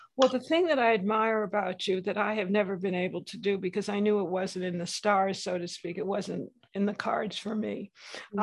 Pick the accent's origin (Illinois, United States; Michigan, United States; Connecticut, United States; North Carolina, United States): Connecticut, United States; West Hartford; when I was growing up, I'm from West Hartford, Connecticut